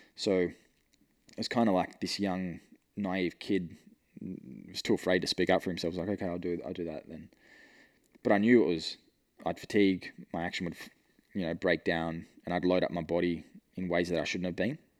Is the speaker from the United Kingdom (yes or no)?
no; Newcastle, New South Wales, Australia; moved away; my mates back in Newcastle, they were doing apprenticeships